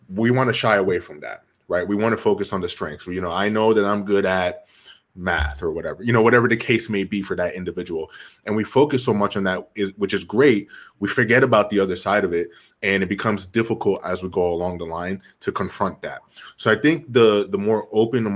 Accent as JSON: {"language": "English", "town": "Jersey City", "region": "New Jersey", "country": "United States", "tie": "born or raised there", "said": "I was born and raised in Jersey City, New Jersey"}